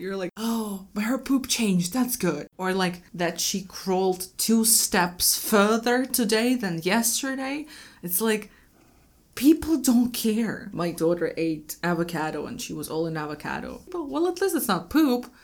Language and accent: English; Moscow, Russia